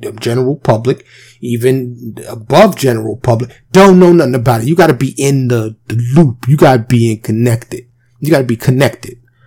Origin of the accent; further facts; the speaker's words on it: New York City, New York, United States; now in Texas, United States; born and raised in New York City, I now reside in Texas.